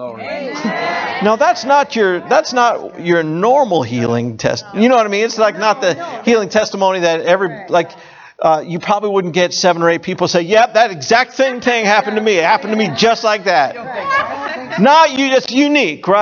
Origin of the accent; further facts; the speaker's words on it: Hollywood, Florida, United States; I grew up in South Florida, Hollywood, Florida